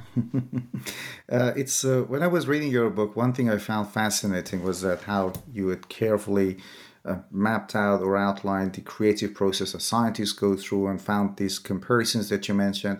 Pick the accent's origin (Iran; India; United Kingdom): Iran; moved away; when I was in high school, I'm originally from Iran.